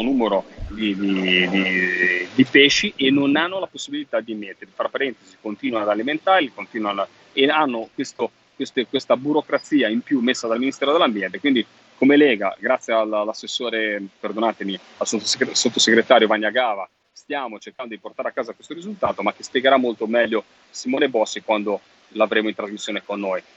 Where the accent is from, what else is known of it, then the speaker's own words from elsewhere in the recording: Liguria, Italy; sono ligure